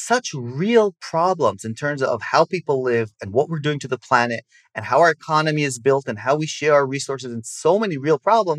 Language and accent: English; Israel; accent: American; So I grew up in Israel. And, you know, if we speak Hebrew, I'll be as obnoxious and short-tempered as every other Israeli. But my parents are American, so I have the accent. Grew up in Israel